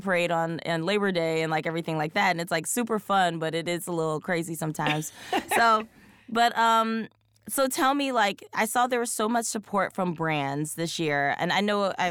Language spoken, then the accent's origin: English; Philadelphia, Pennsylvania, United States; moved away; also born or lived in New York; I'm from Philly